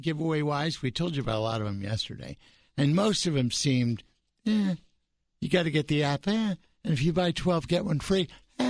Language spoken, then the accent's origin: English; California, United States; moved away; I lived at the lake. I'm a water sign. I'm from California.